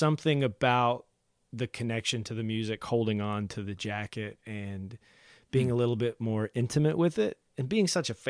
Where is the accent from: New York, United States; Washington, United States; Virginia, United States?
Virginia, United States; Big Stone Gap; now in Cincinnati, United States; I'm originally from a small town in southwest Virginia called Big Stone Gap, but I've been in Cincinnati for about 8 years.